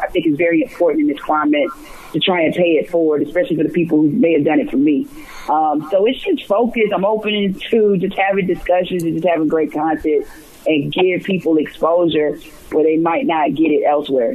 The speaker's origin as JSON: {"language": "English", "town": "Atlanta", "region": "Georgia", "country": "United States", "tie": "born or raised there", "said": "growing up in Atlanta and just knowing so many different civil rights leaders in this um, city"}